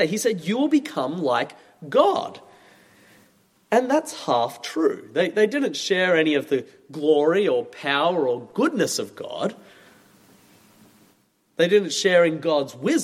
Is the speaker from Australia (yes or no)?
yes; Australia; moved away; As you maybe have noticed from my accent, I'm from Australia